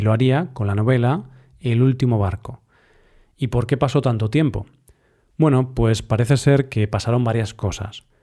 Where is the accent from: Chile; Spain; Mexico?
Spain; Galicia; mi tierra natal, Galicia